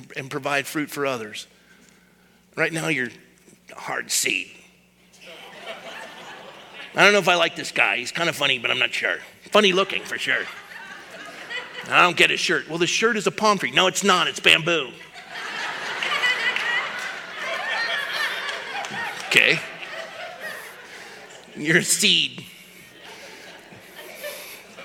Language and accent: English; Coronado, California, United States; I was born and raised in Coronado